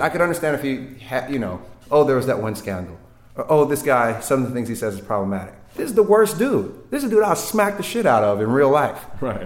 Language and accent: English; California, United States; I'm from California, like you know, we're our own country almost.